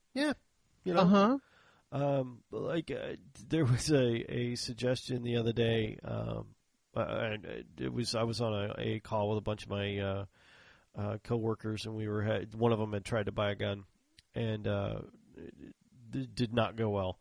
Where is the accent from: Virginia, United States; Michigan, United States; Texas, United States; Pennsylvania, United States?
Texas, United States; I'm in from Texas